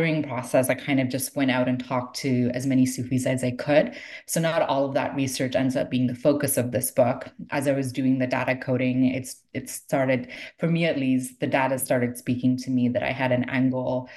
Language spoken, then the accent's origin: English; Toronto, Ontario, Canada; I grew up in Toronto